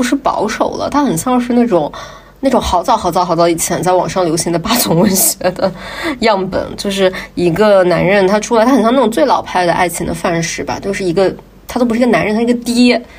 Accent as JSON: {"language": "Chinese", "region": "southern China", "country": "China", "said": "我们就是南方人个子矮怎么的呢？"}